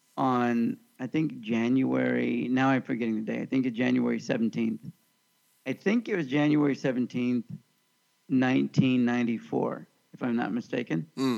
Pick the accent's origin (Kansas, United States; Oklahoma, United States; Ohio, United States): Kansas, United States; moved away; also born or lived in Northridge, California; Growing up in Kansas